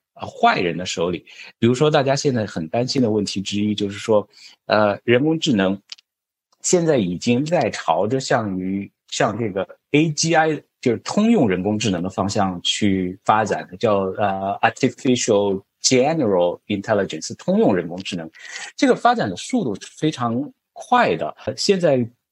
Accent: China; 我们中国人改革开放时代经常听到的一句话

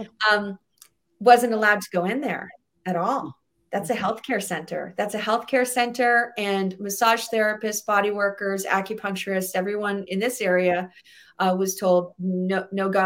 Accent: New England, United States; I'm from New England.

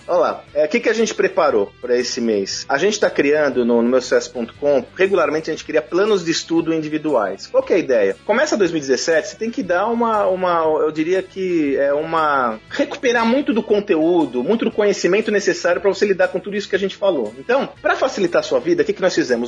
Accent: Santos, São Paulo, Brazil; Eu sou de Santos, minha família é de Santos

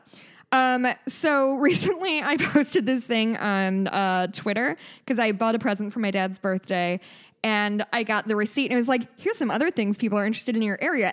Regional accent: United States; we're American

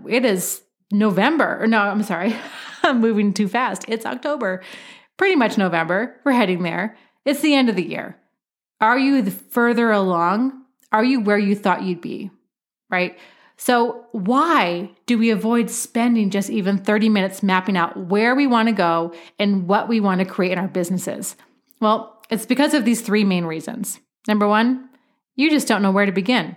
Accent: Oregon, United States; my home state of Oregon

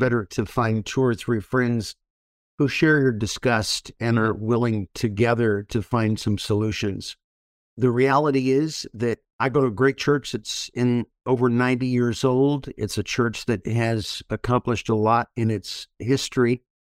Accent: Orange County, California, United States; Born and raised in Orange County, California.

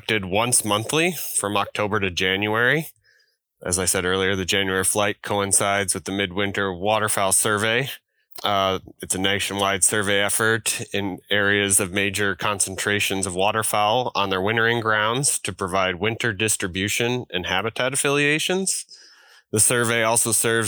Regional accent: Missouri, United States; moved away as an adult; also born or lived in Mississippi; now in Delaware, United States; I am originally from Missouri

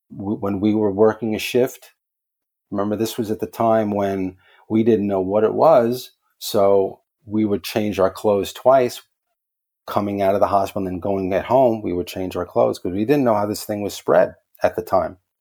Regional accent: New York City, New York, United States; I'm from the Bronx in New York

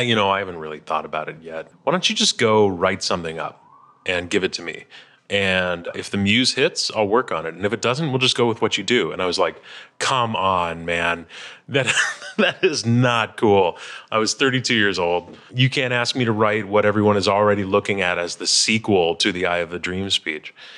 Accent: Chicago, Illinois, United States; we're both from Chicago

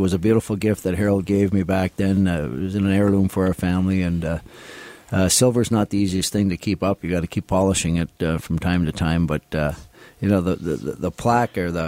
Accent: St. Jacobs, Ontario, Canada; moved away as an adult; also born or lived in Kitchener-Waterloo; now in Toronto, Canada; growing up in St. Jacobs, my mom and dad didn't have any money to take us to Leaf game in Toronto

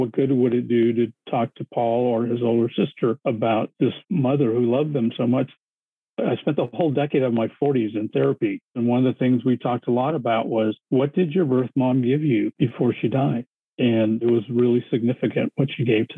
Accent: United States; I'm Japanese American

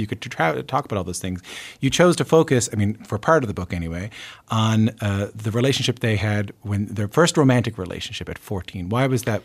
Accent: Newfoundland and Labrador, Canada; moved away; growing up in Newfoundland

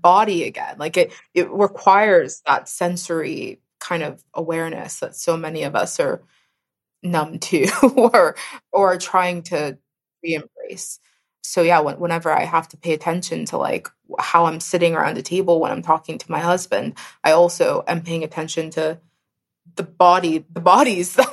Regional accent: Pittsburgh, Pennsylvania, United States; I come from Pittsburgh, born and mostly raised in Pittsburgh.

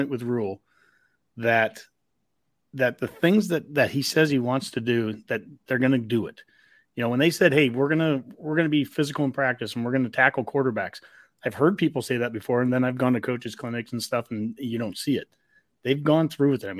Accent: Columbus, Nebraska, United States; I'm from Columbus

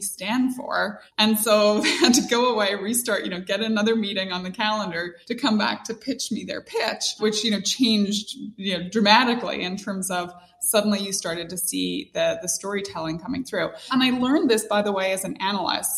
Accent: Northern Ireland, United Kingdom; moved away; growing up in Northern Ireland, very religious.

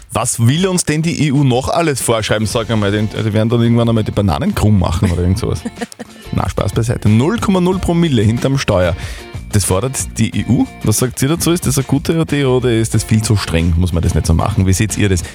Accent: Austria; bei uns in Österreich

